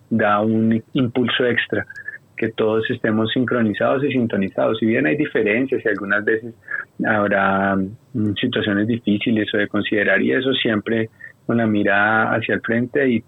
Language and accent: Spanish; Bogotá, Colombia; Yo me crié y toda la vida, como le decía Brandon, he vivido en Bogotá, por allá como en el año 83